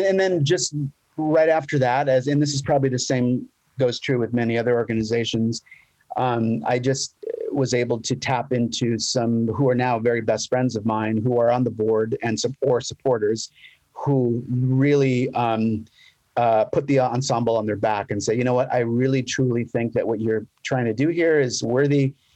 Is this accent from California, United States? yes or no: yes; Los Angeles, California, United States; moved away as an adult; now in San Diego, United States; I'm originally from Los Angeles okay. uh, area.